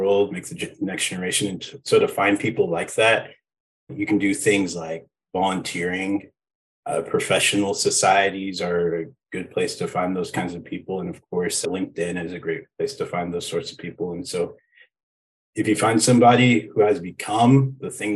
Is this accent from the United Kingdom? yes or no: no; Aurora, Colorado, United States; I grew up in Aurora, Colorado